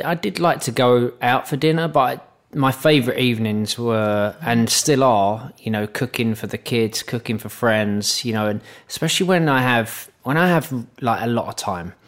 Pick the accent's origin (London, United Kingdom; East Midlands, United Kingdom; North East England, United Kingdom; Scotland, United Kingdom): London, United Kingdom; moved away; also born or lived in Manchester; I'm from the East End of London